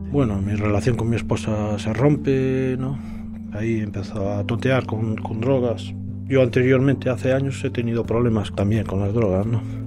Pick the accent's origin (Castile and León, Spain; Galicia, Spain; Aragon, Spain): Galicia, Spain; A Coruña; soy natural de A Coruña